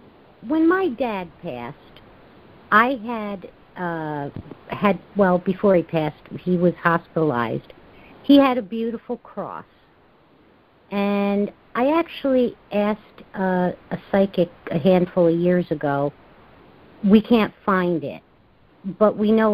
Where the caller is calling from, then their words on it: Albany, New York, United States; from Albany, New York.